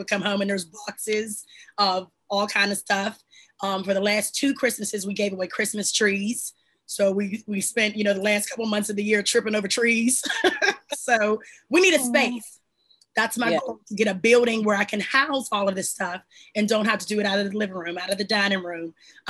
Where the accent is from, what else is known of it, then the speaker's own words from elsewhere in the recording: Pittsburgh, Pennsylvania, United States; I'm from Homewood, so the east side.